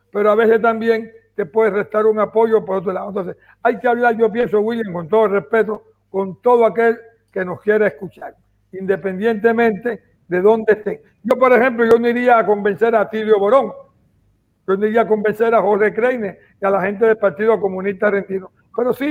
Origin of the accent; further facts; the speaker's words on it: Cuba; somos los cubanos formados.